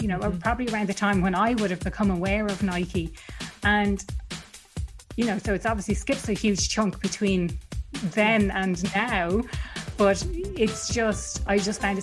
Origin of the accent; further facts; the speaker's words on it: Dublin, Leinster, Ireland; I'm from Dublin